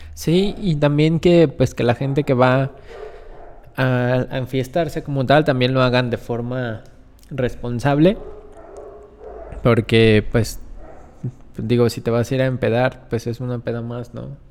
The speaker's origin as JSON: {"language": "Spanish", "country": "Mexico", "said": "como mexicanos, como gente que convive en un país"}